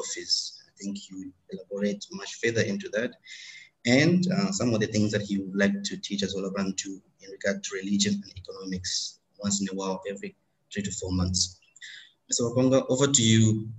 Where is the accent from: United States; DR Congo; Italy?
DR Congo; now in India; I am from Congo, democratic, but I live in India